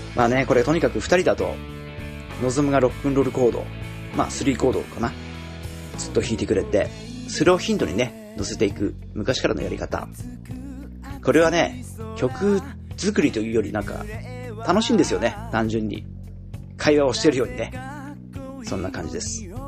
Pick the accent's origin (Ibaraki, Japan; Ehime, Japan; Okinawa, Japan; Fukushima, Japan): Ibaraki, Japan; Pacific coast of Ibaraki Prefecture, Japan; moved away; 俺の地元、茨城県太平洋側はね